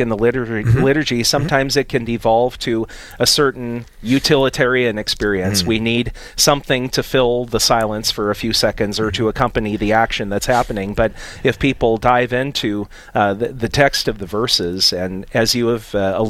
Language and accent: English; Napoleon, North Dakota, United States; now in Grand Forks, United States; am a native of Napoleon, a town in south central North Dakota